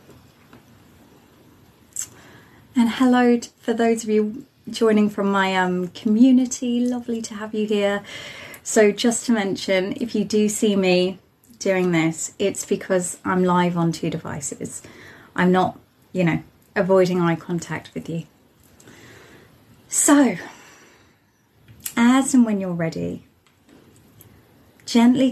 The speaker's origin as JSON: {"language": "English", "area": "Isle of Wight", "region": "South East England", "country": "United Kingdom", "said": "I'm from the Isle of Wight, just at the bottom, just below Southampton in Portsmouth, a little place that's..."}